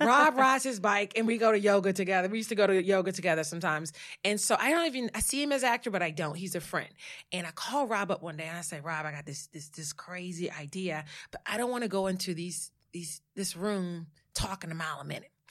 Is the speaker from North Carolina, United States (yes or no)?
yes; Saratoga, North Carolina, United States; moved away as an adult; also born or lived in Louisiana; now in New York, United States; I am a Southerner that has, you know, was transplanted, moved to New York, but I am from a little small town called Saratoga, North Carolina, eight hundred people, one stoplight